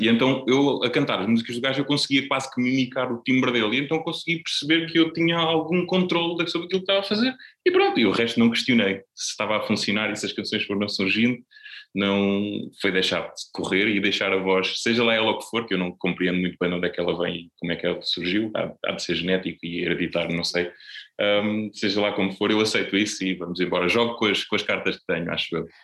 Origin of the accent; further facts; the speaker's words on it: Setúbal, Portugal; also born or lived in Azeitão; eu ainda vivia na casa dos meus pais em Azeitão, porque eu sou de Setúbal, mas só vivo cá há relativamente pouco tempo